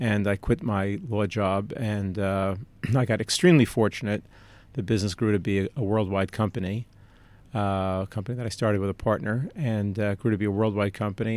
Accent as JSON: {"language": "English", "region": "New York", "country": "United States", "tie": "born or raised there", "said": "Growing up in New York"}